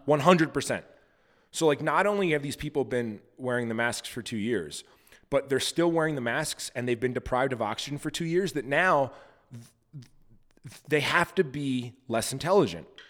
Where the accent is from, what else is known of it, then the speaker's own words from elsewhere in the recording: Montana, United States; I'm also from Montana, and I own a goat farm